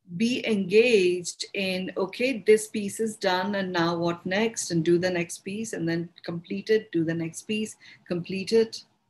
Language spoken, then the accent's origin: English; India; accent: Indian; it's my Indian accent.